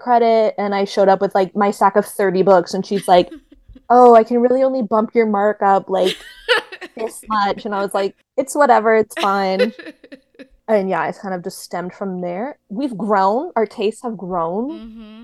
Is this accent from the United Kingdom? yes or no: no; Ottawa, Ontario, Canada; I'm also from Canada, but like in Ottawa